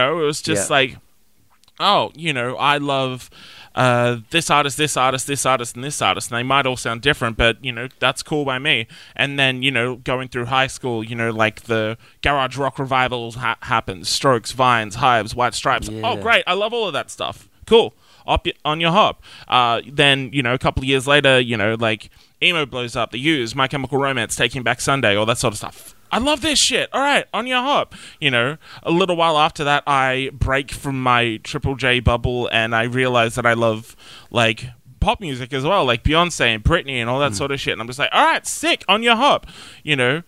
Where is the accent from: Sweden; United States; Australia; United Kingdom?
Australia; Nowra, New South Wales; also born or lived in Wollongong; Growing up in Nowra, there really wasn't anything.